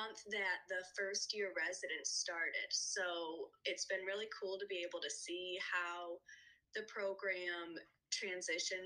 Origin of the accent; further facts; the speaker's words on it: Rochester, Michigan, United States; moved away as an adult; also born or lived in Des Moines, Iowa; I'm originally from Rochester, Michigan, went to undergrad at Michigan State, and am now back in Michigan